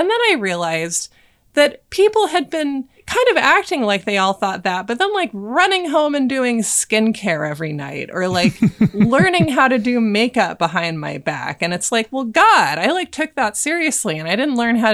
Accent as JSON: {"language": "English", "town": "Portland", "country": "United States", "tie": "born or raised there", "said": "growing up in Portland"}